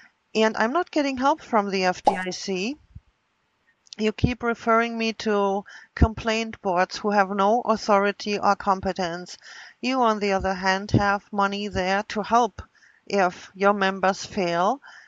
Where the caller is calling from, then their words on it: Wisconsin, United States; I'm calling from Wisconsin.